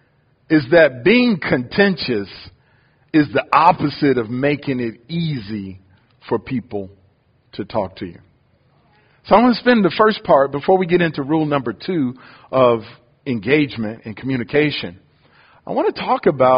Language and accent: English; Detroit, Michigan, United States; moved away; I'm from Detroit